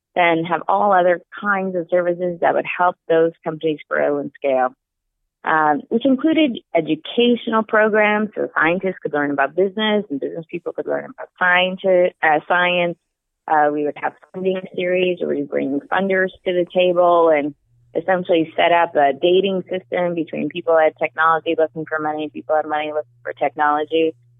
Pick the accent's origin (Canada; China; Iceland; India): Canada; northern Saskatchewan; now in San Francisco, United States; I actually grew up in northern Saskatchewan